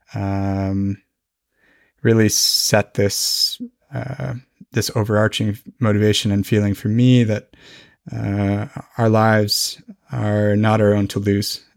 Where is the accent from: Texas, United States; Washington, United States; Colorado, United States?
Colorado, United States; Fort Collins; moved away as an adult; now in Norway; my hometown, Fort Collins.